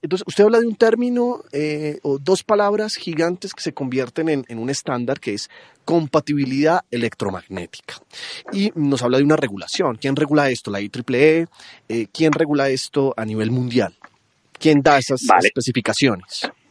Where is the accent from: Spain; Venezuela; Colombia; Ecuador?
Colombia; siendo colombiano